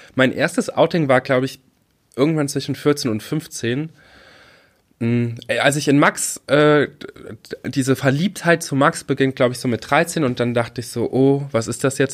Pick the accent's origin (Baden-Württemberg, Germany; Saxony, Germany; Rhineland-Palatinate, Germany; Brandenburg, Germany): Rhineland-Palatinate, Germany; Trier area; moved away; wo ich aufgewachsen bin